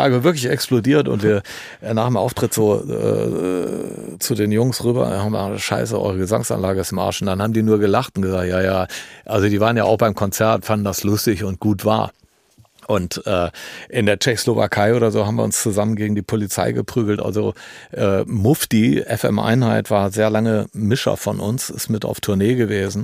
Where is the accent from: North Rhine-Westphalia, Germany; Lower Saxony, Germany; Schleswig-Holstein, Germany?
North Rhine-Westphalia, Germany; Düsseldorf; bei uns in Düsseldorf